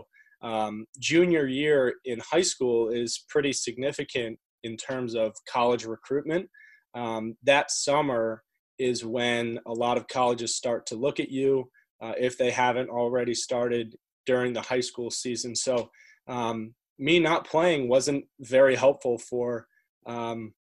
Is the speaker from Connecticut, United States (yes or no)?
yes; Connecticut, United States; also born or lived in London, United Kingdom; I was born in London, but moved over to the United States to Connecticut when I was four. And my family and I have lived there ever since